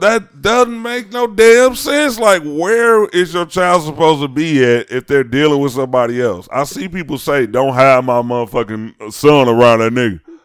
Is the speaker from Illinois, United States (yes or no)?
yes; Chicago, Illinois, United States; I'm from Chicago.